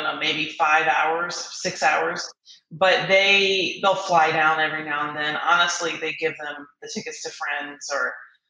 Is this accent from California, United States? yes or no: no; Durham, North Carolina, United States; also born or lived in Washington, D.C.; now in Denver, United States; So I was born in Washington, D.C., but I grew up in Durham, North Carolina. So spent all my time there. My parents moved to Philly about 20 years ago, but I grew up in Durham.